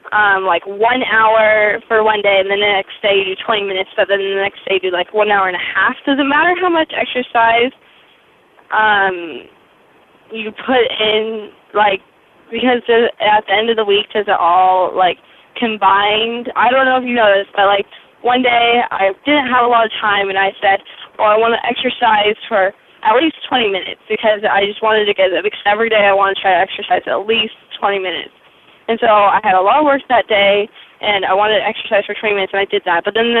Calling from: New Hampshire, United States; I'm from New Hampshire.

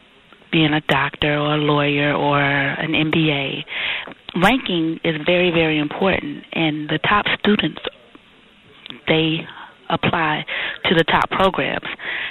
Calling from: Dallas, Texas, United States; I'm calling from Dallas, Texas

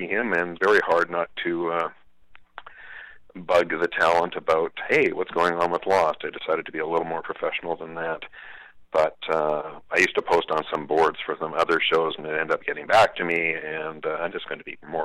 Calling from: Vancouver, British Columbia, Canada; I'm calling from Vancouver, BC

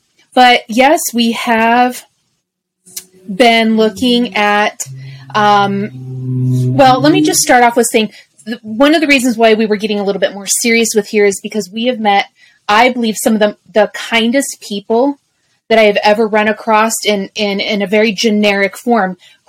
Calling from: Columbia, South Carolina, United States; As of this recording, I am still in South Carolina, in the Columbia, South Carolina area.

